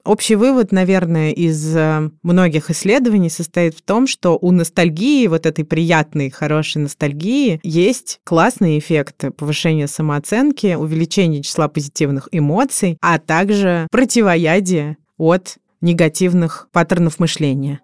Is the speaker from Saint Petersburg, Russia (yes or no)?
no; Moscow, Russia; Я родилась в 1986 году в Москве, столице СССР на тот момент.